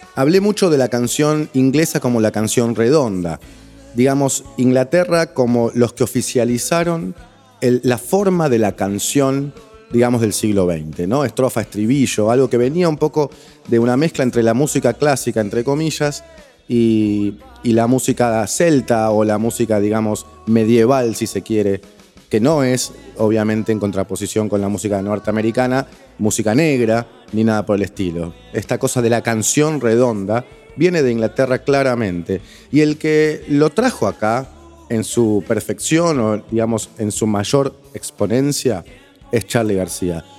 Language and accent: Spanish; Argentina; nosotros los argentinos